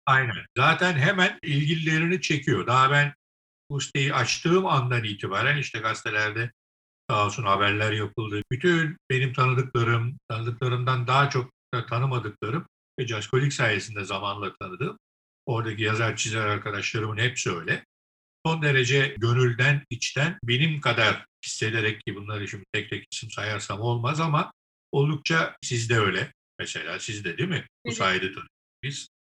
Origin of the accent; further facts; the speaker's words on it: Istanbul, Turkey; ben İstanbul doğumluyum. İstanbul'da doğdum, büyüdüm.